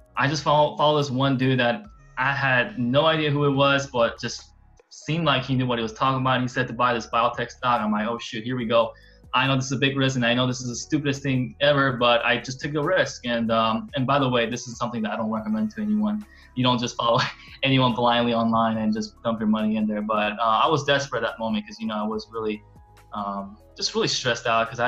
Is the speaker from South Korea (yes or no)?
yes; South Korea; now in United States; I'm from Korea. So I was born in South Korea, moved in the States in the year 2000